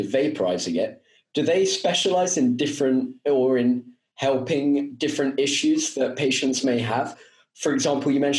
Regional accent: Spain; I'm from Europe, specifically Spain

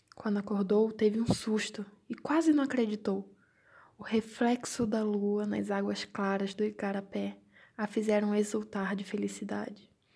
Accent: Brazil; now in Braga, Portugal; sou brasileira

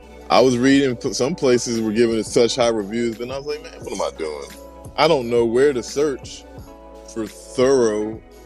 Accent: Memphis, Tennessee, United States; I'm from Memphis, Tennessee.

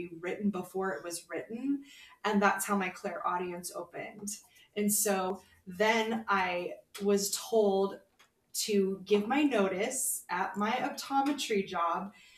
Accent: Fullerton, California, United States; moved away as an adult; also born or lived in Anaheim, California; now in Phoenix, United States; I grew up in Southern California. I was born in Anaheim and raised in Fullerton

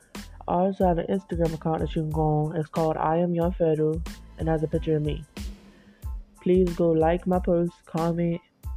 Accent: Savannah, Georgia, United States; I'm from Savannah

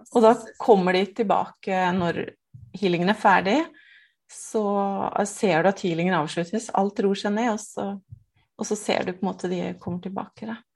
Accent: Nittedal, Akershus, Norway; jeg er fra Nittedal. Eh, to mil utenfor Oslo.

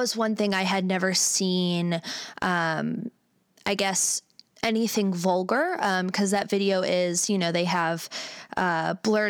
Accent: Cleveland, Ohio, United States; I was born and raised in Cleveland, Ohio, shout out CLE for life

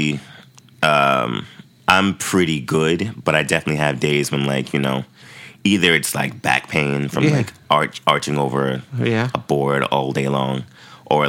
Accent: Boston, Massachusetts, United States; now in New York, United States; I'm born and raised in Boston, Massachusetts

